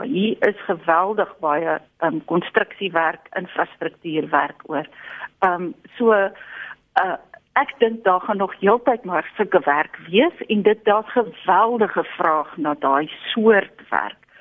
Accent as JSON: {"language": "Afrikaans", "country": "South Africa", "said": "ons Suid-Afrikaners"}